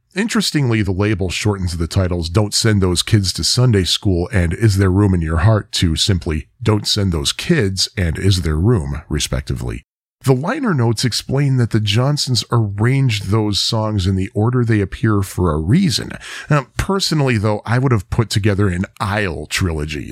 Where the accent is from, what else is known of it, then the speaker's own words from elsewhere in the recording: Joliet, Illinois, United States; my hometown of Joliet